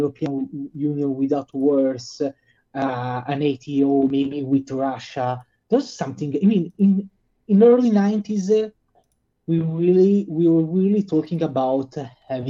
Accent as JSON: {"language": "English", "country": "Italy", "tie": "born or raised there"}